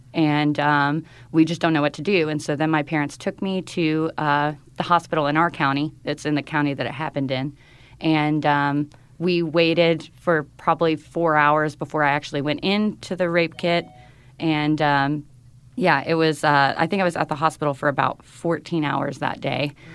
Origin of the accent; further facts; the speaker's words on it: North Carolina, United States; moved away; in North Carolina. in my hometown